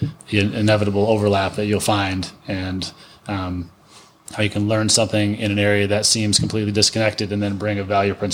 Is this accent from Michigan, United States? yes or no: yes; northern Lower Peninsula, Michigan, United States; moved away; also born or lived in Idaho; Grew up in Michigan, in the northern part of the Lower Peninsula.